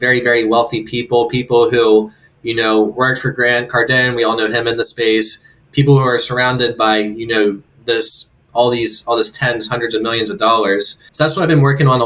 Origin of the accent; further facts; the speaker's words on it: Pennsylvania, United States; also born or lived in Bloomsburg, Pennsylvania; about an hour north of central PA. That was around my hometown area